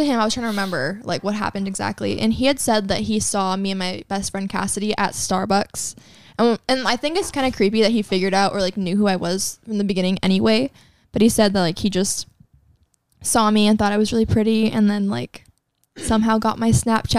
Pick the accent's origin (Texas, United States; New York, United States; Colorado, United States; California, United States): California, United States; We're from California.